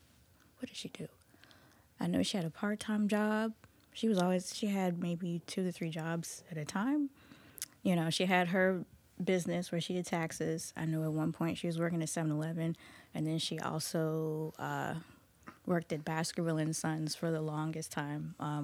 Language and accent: English; Goochland, Virginia, United States; So I grew up in Goochland.